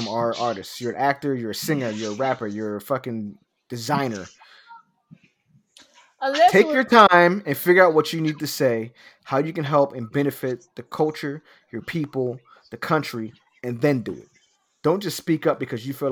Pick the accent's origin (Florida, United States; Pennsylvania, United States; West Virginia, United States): Pennsylvania, United States; Philadelphia; Because I'm from North Philadelphia. I'm from the hood.